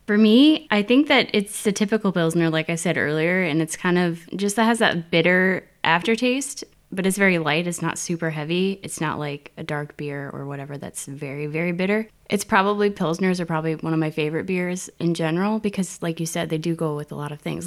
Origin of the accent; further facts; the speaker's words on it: United States; moved away as an adult; also born or lived in South Korea; now in Berlin, Germany; from the U S